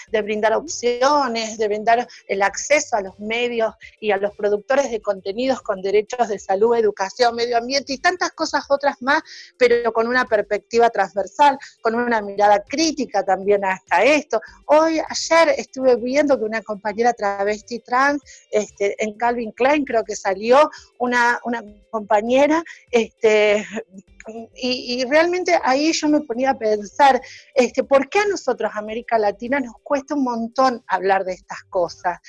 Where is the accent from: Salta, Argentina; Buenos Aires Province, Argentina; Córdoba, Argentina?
Salta, Argentina; now in Buenos Aires, Argentina; yo como salteña, como norteña